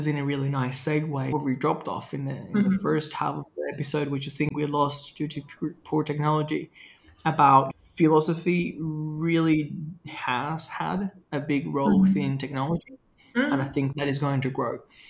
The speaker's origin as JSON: {"language": "English", "country": "Venezuela", "tie": "born or raised there", "said": "My experience growing up in Venezuela was really interesting because there was a lot of like social, political, and economic change."}